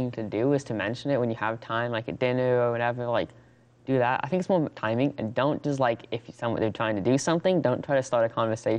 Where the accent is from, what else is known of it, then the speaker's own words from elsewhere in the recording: Durango, Colorado, United States; I'm 15 years old. I'm from Durango.